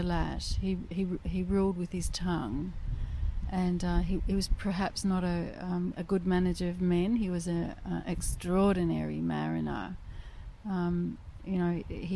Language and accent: English; Norfolk Island